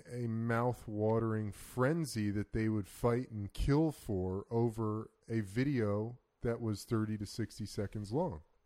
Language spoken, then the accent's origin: English; United States; As an American